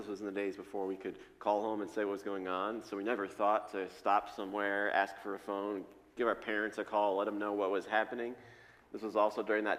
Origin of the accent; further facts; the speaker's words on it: Shaker Heights, Ohio, United States; We grew up in Shaker Heights